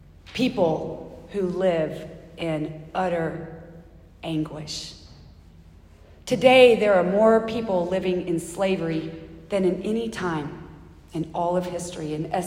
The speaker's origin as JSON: {"language": "English", "region": "the South", "country": "United States", "said": "I'm from the South. I've never even heard of bagpipes."}